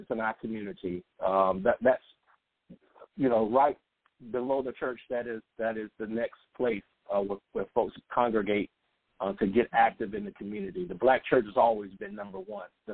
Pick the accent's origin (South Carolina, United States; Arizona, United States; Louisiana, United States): South Carolina, United States; I came back home to South Carolina